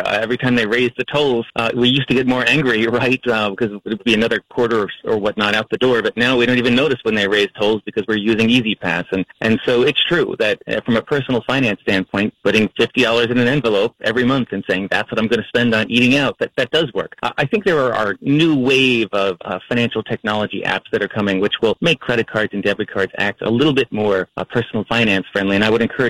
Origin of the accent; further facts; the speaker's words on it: New York City, New York, United States; I'm from New York City